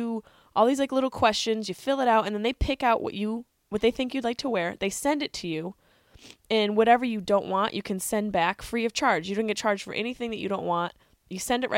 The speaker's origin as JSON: {"language": "English", "town": "Syracuse", "region": "New York", "country": "United States", "tie": "born or raised there", "also_born_or_lived": "Boston", "moved": "yes", "lives_now": "Los Angeles, United States", "said": "I grew up near the East Coast. I grew up in Syracuse, New York"}